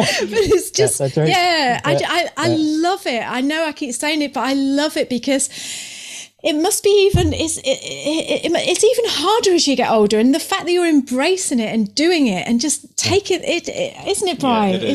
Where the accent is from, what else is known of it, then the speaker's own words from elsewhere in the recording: Canada; I've got to say this, being a Canadian, and it's obvious that you love Canada.